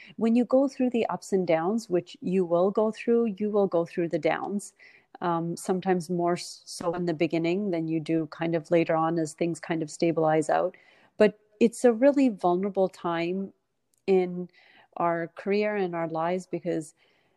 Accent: Canada; moved away as an adult; now in United States; I grew up in Canada

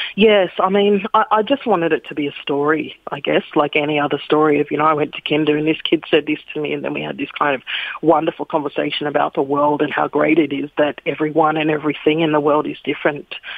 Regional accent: Sydney, New South Wales, Australia; now in Melbourne, Australia; I grew up in Sydney's kind of white picket fence suburbs

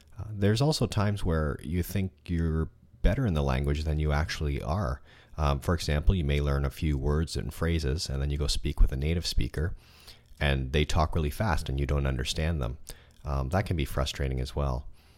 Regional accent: Toronto, Ontario, Canada; I'm from Toronto, Canada. It's a very cosmopolitan city with people from all over the world. There are a lot of languages spoken here, and it's a great city to live in if you like to learn and practice languages.

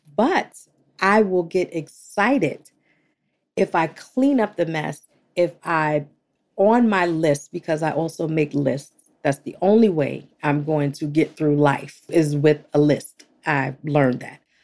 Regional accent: New York, United States; I'm from New York

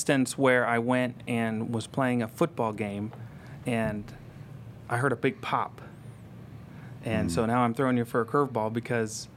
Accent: Franklin, Indiana, United States; I grew up in Franklin, right on the line of Franklin and Barkersville

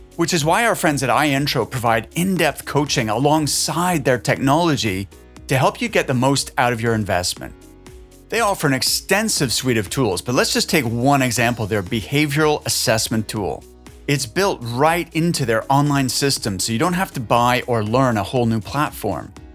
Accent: Halifax, Nova Scotia, Canada; I'm from Halifax, Nova Scotia.

